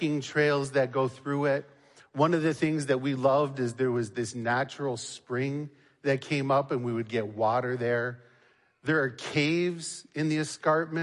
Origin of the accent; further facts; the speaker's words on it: Niagara Falls, Ontario, Canada; When I was young, growing up in Niagara Falls, Ontario